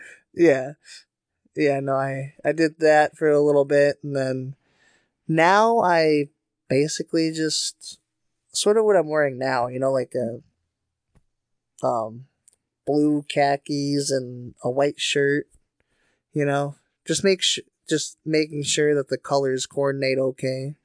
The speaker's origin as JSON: {"language": "English", "town": "Faribault", "region": "Minnesota", "country": "United States", "tie": "born or raised there", "said": "my hometown, Faribault"}